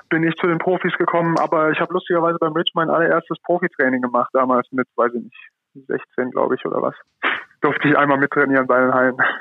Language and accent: German; Rhineland, Germany; als Rheinländer